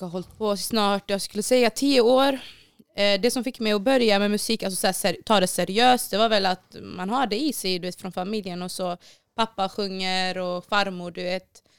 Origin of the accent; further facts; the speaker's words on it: Borås, Västra Götaland, Sweden; Jag är uppvuxen på Hässleholmen i Borås